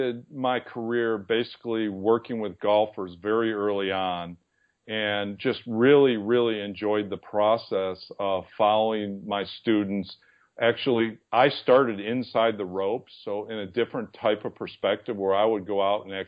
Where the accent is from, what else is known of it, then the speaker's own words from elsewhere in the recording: East Aurora, New York, United States; moved away; my hometown, which was East Aurora, New York